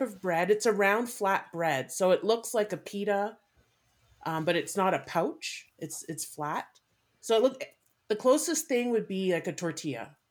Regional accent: Canada; I'm Canadian born and raised, my parents were from uh, South

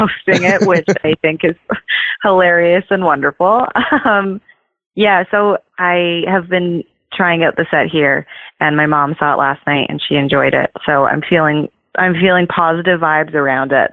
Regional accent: Canada; moved away as an adult; also born or lived in Toronto; now in Los Angeles, United States; as Canadian comics

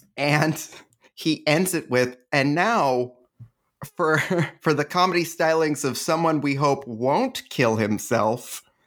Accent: Canada; I'm Canadian

